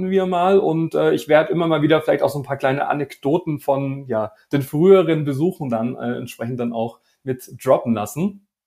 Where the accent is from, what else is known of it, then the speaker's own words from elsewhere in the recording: Baden-Württemberg, Germany; heute äh, sind wir im schönen Schwarmländle unterwegs. Äh, ja, in meiner Heimat.